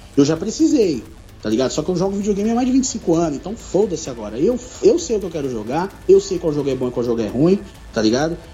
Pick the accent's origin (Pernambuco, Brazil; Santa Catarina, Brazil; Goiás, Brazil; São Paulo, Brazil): São Paulo, Brazil; eu sou do Capão